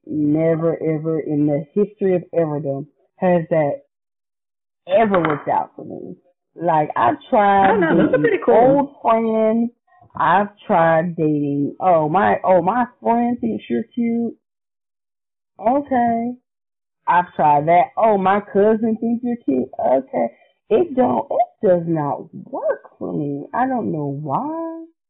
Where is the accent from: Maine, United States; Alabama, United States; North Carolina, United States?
North Carolina, United States; Lumberton; I'm from Lumberton, so I can say it.